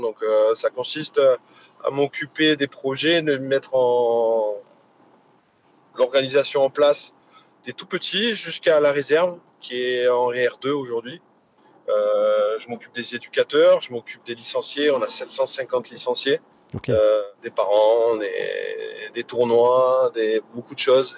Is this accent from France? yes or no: yes; Hyères, Provence-Alpes-Côte d'Azur, France; also born or lived in Saint-Étienne; Je suis dans ma ville natale. Ma famille, euh, mes amis dans le sud